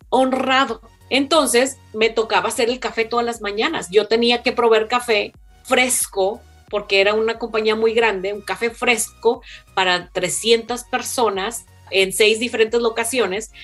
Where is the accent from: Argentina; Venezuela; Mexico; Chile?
Mexico; now in United States; yo soy la única mexicana